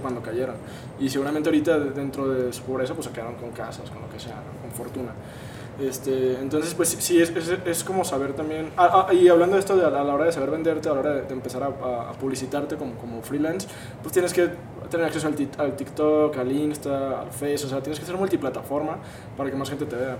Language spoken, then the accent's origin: Spanish; Guadalajara, Jalisco, Mexico; somos aquí de Guadalajara